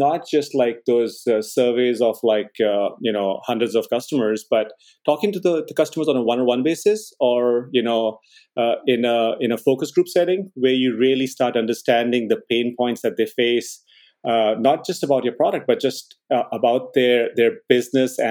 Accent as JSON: {"language": "English", "country": "India", "tie": "born or raised there", "also_born_or_lived": "Boston", "moved": "as an adult", "said": "I grew up in India, and I did engineering"}